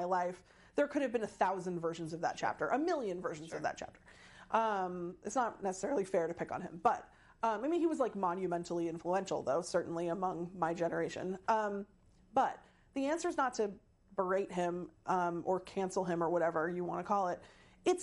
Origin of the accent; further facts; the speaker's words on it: Seattle, Washington, United States; I'm from Seattle.